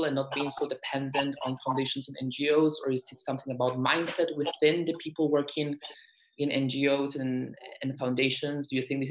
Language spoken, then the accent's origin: English; Peru; I am from Peru and I've encountered this challenge in my country